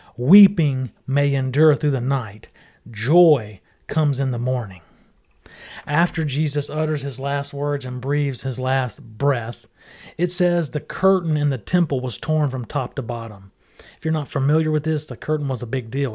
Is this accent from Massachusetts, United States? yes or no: no; Mississippi, United States; I grew up in Mississippi